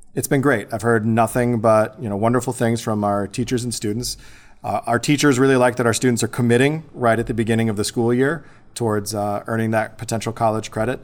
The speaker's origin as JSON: {"language": "English", "town": "Bourbonnais", "region": "Illinois", "country": "United States", "tie": "born or raised there", "said": "I was born and raised in Bourbonnais, Illinois. It's just about an hour south of Chicago"}